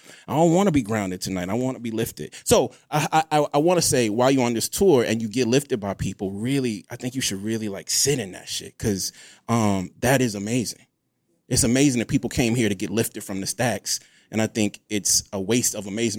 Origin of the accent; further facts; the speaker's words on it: Mississippi, United States; I'm from Mississippi, shit.